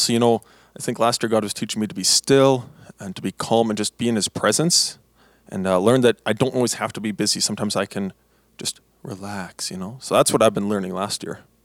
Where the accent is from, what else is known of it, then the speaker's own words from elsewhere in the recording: Blumenort, Manitoba, Canada; I'm from Blumenort, Manitoba. Uh, that's uh, not very common place to come from, but it's where I am from.